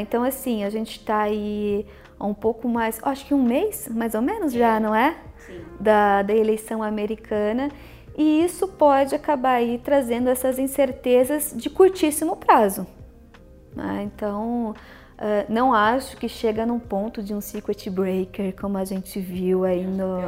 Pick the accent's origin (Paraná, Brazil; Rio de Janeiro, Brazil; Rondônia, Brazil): Paraná, Brazil; Maringá; moved away as an adult; now in São Paulo, Brazil; na época eu ainda estava em Maringá, que é a minha cidade natal, onde eu também estudei.